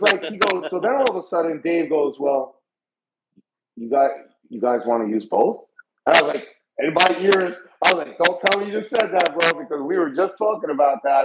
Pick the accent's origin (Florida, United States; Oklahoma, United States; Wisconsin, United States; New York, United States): New York, United States; New York City; moved away; we're from New York